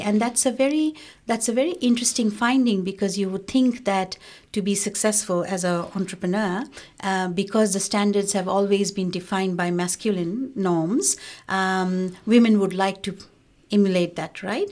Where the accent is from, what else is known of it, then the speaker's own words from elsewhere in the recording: Bangladesh; now in Australia; I was from Bangladesh